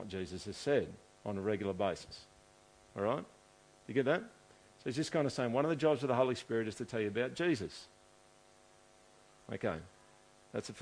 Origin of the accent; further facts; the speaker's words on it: Australia; I'm like dude from Australia who we've never heard of before, who lives in a city that's got 100,000 people in it.